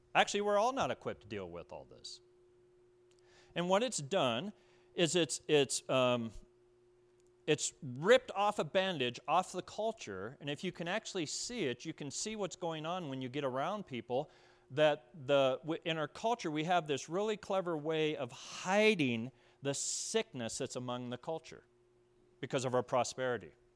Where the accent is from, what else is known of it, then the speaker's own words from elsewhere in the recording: Pueblo, Colorado, United States; moved away; I was from Pueblo, Colorado.